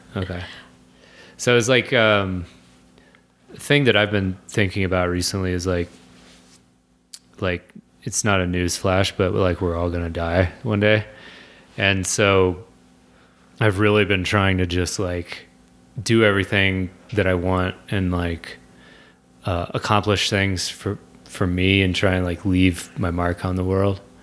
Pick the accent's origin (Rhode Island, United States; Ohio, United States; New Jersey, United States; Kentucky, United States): Kentucky, United States; moved away; I'm from Kentucky